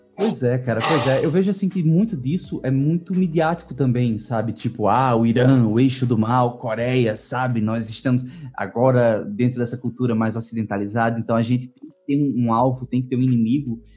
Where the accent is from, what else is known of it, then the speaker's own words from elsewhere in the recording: Northeast Region, Brazil; eu sou do Nordeste brasileiro